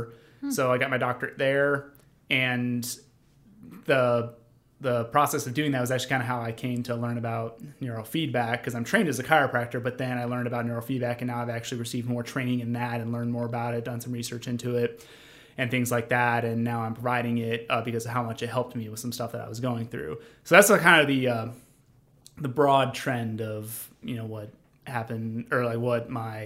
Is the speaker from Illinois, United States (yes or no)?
yes; northwestern Illinois, United States; moved away as an adult; also born or lived in Mississippi; I am from a tiny town in northern Illinois, northwestern Illinois, so it's not anywhere near Chicago.